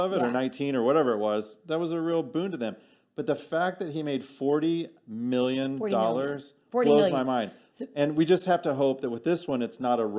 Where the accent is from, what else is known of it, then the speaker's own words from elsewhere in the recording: Missouri, United States; I'm from Missouri, the Show Me State